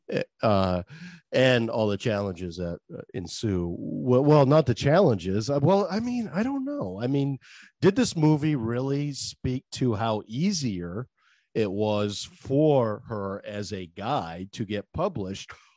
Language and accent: English; Maine, United States; accent: Maine; I gotta move out your way just to get rid of my main accent